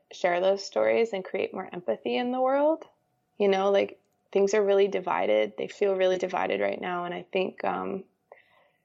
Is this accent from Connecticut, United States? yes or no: yes; Connecticut, United States; I was just shooting around my hometown. I'm from Connecticut, and I would walk on the beaches in the Long Island Sound